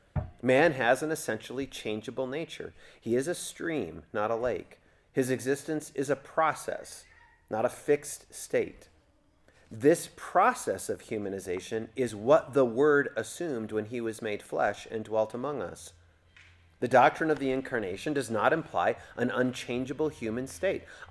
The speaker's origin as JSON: {"language": "English", "region": "Kentucky", "country": "United States", "said": "I'm just from Kentucky."}